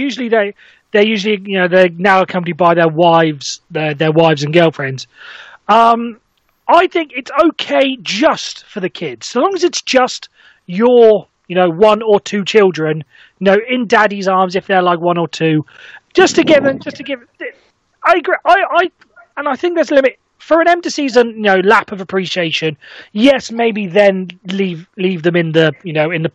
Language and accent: English; Welsh, Wales, United Kingdom; I'm Welsh